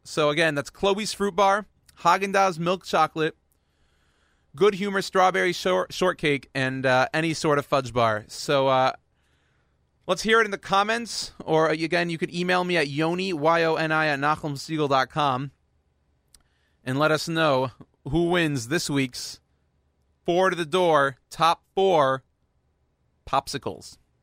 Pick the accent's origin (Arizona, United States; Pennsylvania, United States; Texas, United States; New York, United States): Texas, United States; Houston; I was born and raised in Houston, Texas